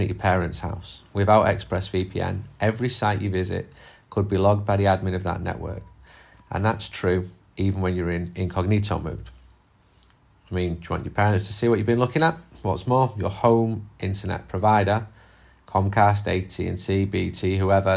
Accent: England, United Kingdom; I'm English

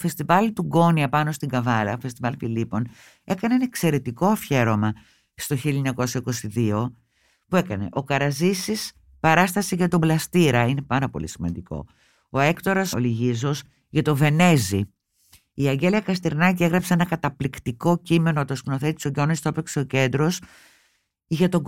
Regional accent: Greece; Και εγώ δεν είμαι αυτό που λέμε λυσασμένη με την πατρίδα μου. Την αγαπώ την Ελλάδα πολύ

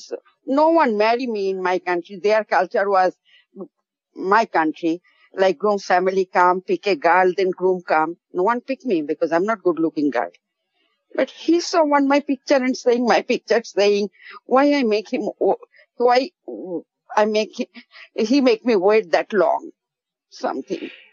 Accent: Bangladesh; English is a second language; moved away as an adult; now in Albany, United States; I was from Bangladesh. not born here

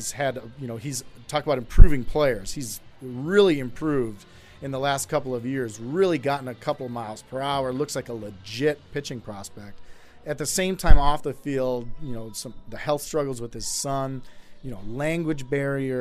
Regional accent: Milwaukee, Wisconsin, United States; I grew up in Milwaukee.

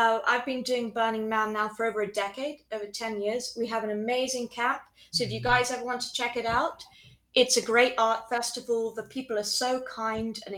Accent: Chobham, South East England, United Kingdom; moved away as an adult; also born or lived in Guildford / Colorado; now in United States; I grew up in Chobham, but I was born in Guildford. So all still Surrey.

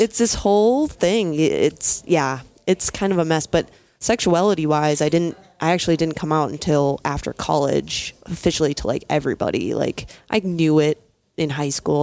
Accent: Minneapolis, Minnesota, United States; I'm from Minneapolis, Minnesota

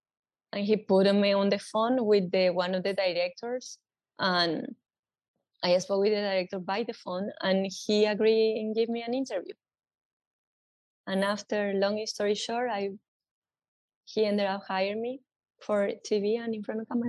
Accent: New York, United States; I come from New York.

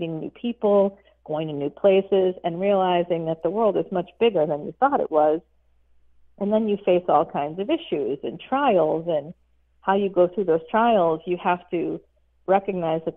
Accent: Boston, Massachusetts, United States; I was born in Boston

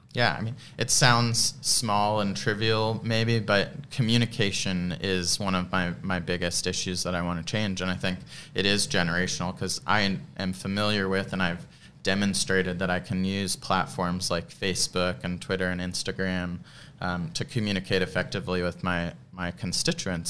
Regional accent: Treasure Island, Florida, United States; I grew up in Treasure Island

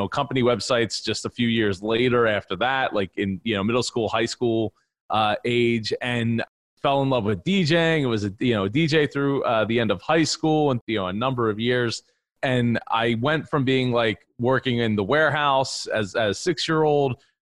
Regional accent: New Jersey, United States; So I grew up in a family business in the truck parts industry in South Jersey. You said I was from South Philly. My family's from South Philly. I'm from South Jersey

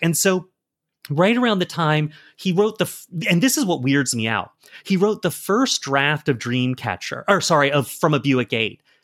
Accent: South Carolina, United States; I'm from South Carolina.

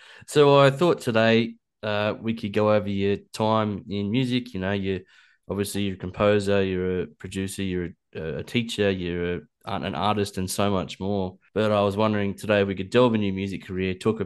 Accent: Newcastle, New South Wales, Australia; moved away as an adult; also born or lived in Lake Macquarie; now in Orange, Australia; I'm from Newcastle. I grew up in a little place called West Ball's End.

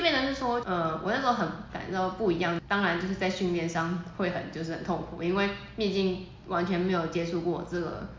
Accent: Taiwan; 我们台湾人

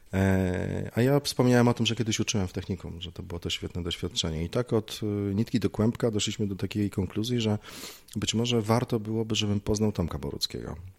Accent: Lublin, Lublin Voivodeship, Poland; also born or lived in Gliwice; wróciłem do rodzinnego Lublina

